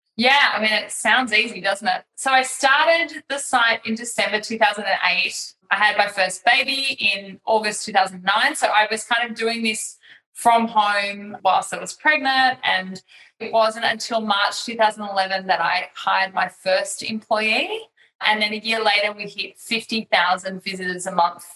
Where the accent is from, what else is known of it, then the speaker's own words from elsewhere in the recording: Australia; moved away as an adult; also born or lived in Singapore; I'm an Australian mum of three, and I now live in Australia, but I have spent 11 years of my life living as an expat in Singapore